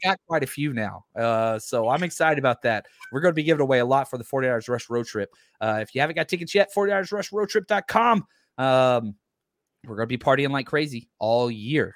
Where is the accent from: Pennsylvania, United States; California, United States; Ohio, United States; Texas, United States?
Texas, United States; I'm from Texa-, Texas